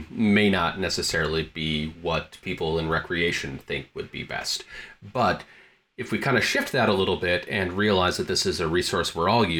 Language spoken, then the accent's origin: English; Michigan, United States; moved away; also born or lived in Montana; I was born and raised in Michigan